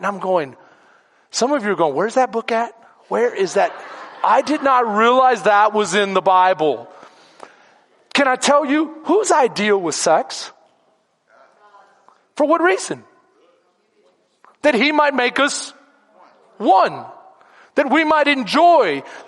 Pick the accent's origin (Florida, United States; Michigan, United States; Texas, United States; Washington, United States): Texas, United States; Houston; now in Bastrop, United States; I'm Second Ward